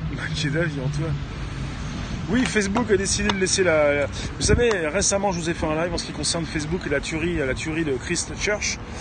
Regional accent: France; en tant que Français

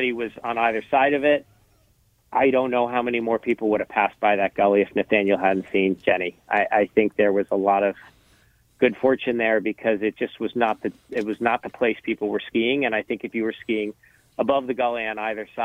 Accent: Charlotte, Vermont, United States; I'm from Charlotte, Vermont. I've been a Vermonter my whole life.

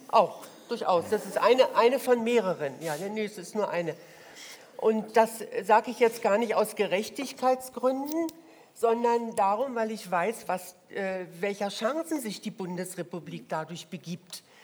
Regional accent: East Germany, Germany; now in Berlin, Germany; dass ich aus dem Osten komme

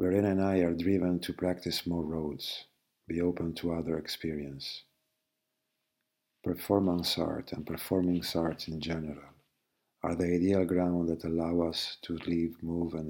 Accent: Venice, Veneto, Italy; born or raised there

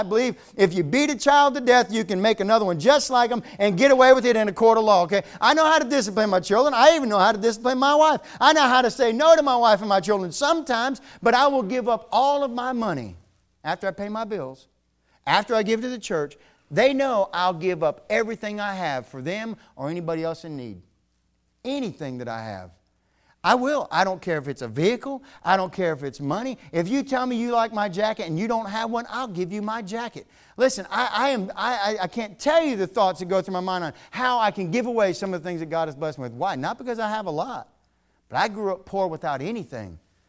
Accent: Virginia, United States; now in North Carolina, United States; I'm from Virginia. When I first moved down here to North Carolina, when I was stationed at Fort Bragg

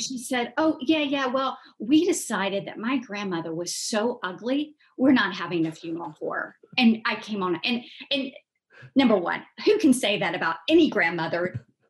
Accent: Columbus, Georgia, United States; Grew up in Columbus, Georgia, which is a couple hours south of um, Atlanta

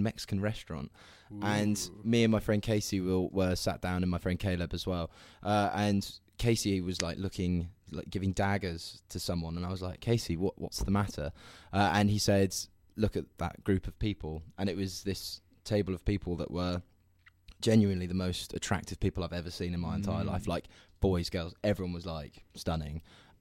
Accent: Southampton, South East England, United Kingdom; I'm actually from Southampton

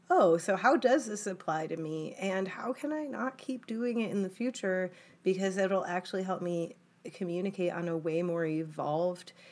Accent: United States; both from like the military and just growing up in the United States, because it's just as much a part of this nation as red, white, and blue.

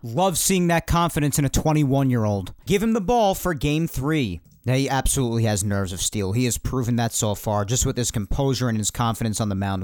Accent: New York, United States; us New Yorkers

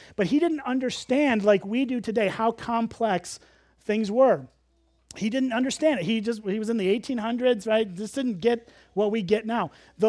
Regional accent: Illinois, United States; and I grew up as a city kid. I grew up in the Chicago suburbs. Really, you could see like 5 stars. You could actually count the stars in Chicago.

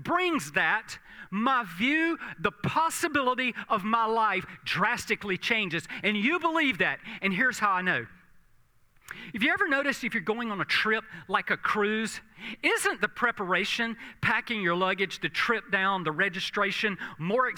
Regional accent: South Georgia, United States; I grew up in South Georgia

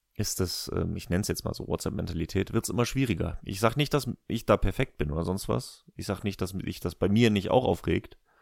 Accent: Germany

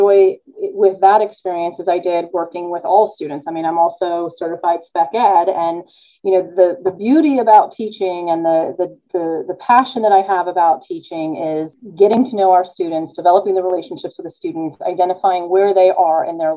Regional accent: California, United States; moved away; I was born in California

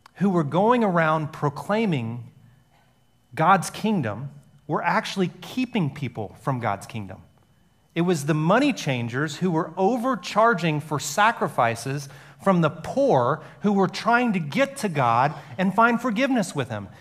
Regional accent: Alabama, United States; growing up in Alabama and a lot of the history was, was hidden from us

